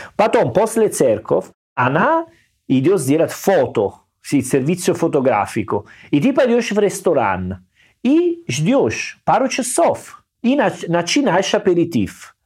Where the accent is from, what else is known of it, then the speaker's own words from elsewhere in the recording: Italy; Russian is a second language; also born or lived in Salerno; now in Saint Petersburg, Russia; я был итальянец. Ну, может быть, они слышали мой акцент